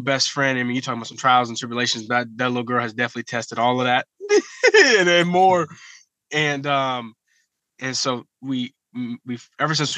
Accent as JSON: {"language": "English", "town": "Columbus", "region": "Ohio", "country": "United States", "said": "I'm from Columbus, Ohio. I rep my city, love my city."}